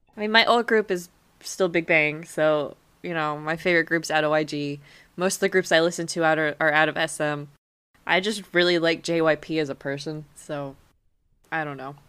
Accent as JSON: {"language": "English", "country": "United States", "accent": "American", "said": "my family in Germany makes so much fun of me because of my American"}